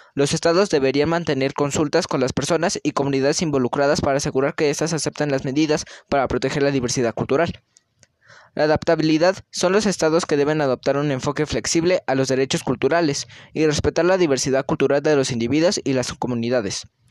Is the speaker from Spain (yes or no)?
no; Mexico; identificarnos como mexicanos